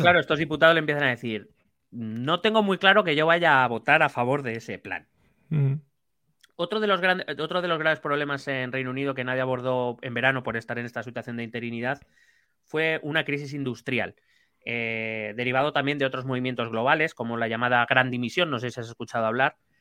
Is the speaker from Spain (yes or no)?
yes; Spain; Aquí en España